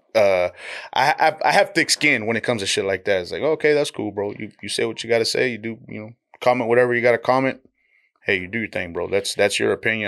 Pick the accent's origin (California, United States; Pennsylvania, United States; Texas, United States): Texas, United States; Donna; also born or lived in Dallas, Texas; I'm raised in the Rio Grande Valley